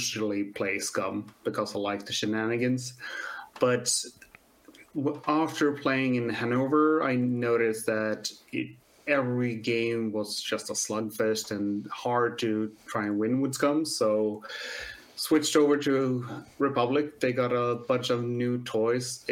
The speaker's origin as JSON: {"language": "English", "country": "Sweden"}